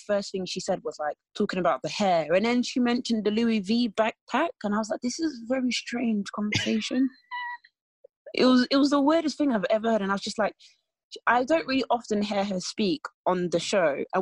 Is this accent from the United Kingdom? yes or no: yes; Essex, East of England, United Kingdom; I'm from Essex.